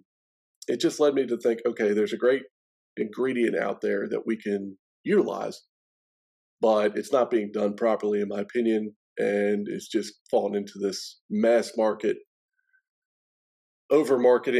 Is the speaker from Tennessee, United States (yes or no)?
no; Baltimore, Maryland, United States; moved away as an adult; now in Nashville, United States; I'm actually originally from Baltimore, Maryland, born and raised there.